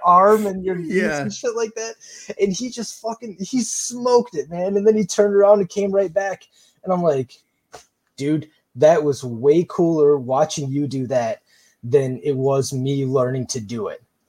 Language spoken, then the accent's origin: English; Michigan, United States; moved away as an adult; we just moved back to Michigan a couple of years ago